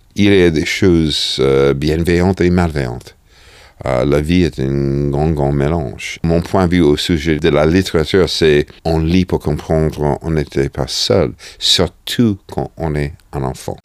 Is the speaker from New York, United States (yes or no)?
yes; New York, United States; French is a second language; moved away; J'ai grandi à New York dans un appart de 65 mètres carrés.